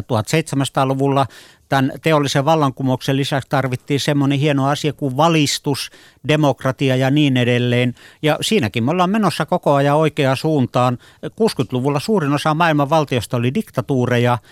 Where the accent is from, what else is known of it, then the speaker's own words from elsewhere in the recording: Finland; mun lapsuudessa esimerkiksi Suomessa